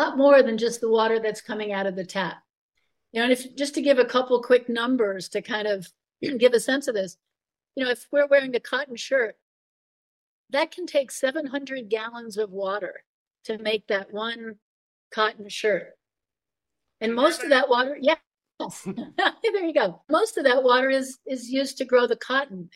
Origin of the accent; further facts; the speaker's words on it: Long Island, New York, United States; I grew up on Long Island in New York.